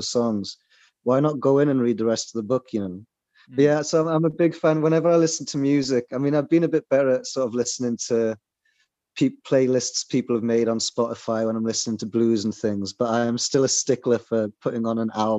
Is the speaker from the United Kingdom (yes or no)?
yes; South Wales, United Kingdom; now in Norway; I'm also from South Wales